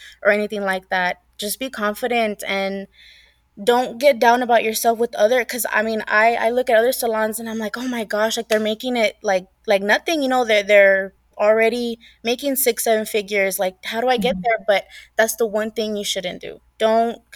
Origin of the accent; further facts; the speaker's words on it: the Rio Grande Valley, Texas, United States; now in San Antonio, United States; I'm originally from the Valley. So the Valley is literally an hour away from the border.